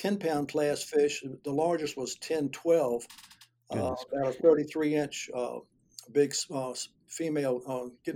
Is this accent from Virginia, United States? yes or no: yes; Gloucester, Virginia, United States; I grew up in Gloucester, Virginia, and that's where I've lived my whole life.